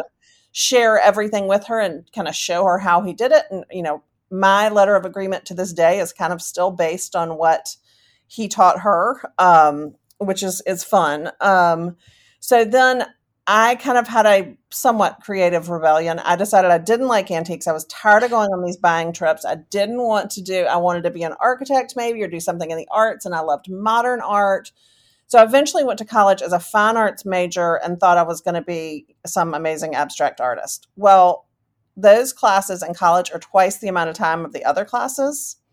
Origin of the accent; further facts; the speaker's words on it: Charlotte, North Carolina, United States; I am from Charlotte, North Carolina. I was born and raised here, moved away for a little bit, and came back